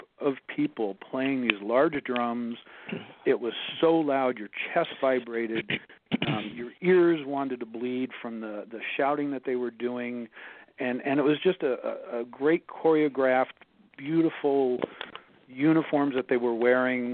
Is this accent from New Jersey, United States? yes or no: yes; New Jersey, United States; now in California, United States; I was born and raised in New Jersey